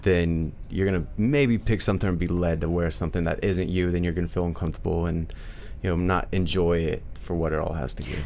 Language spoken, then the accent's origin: English; Midwest, United States; I'm from the Midwest